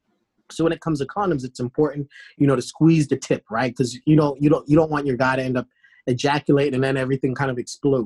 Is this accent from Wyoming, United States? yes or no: no; Boston, Massachusetts, United States; also born or lived in New York / Washington, D.C.; now in Atlanta, United States; I'm from Boston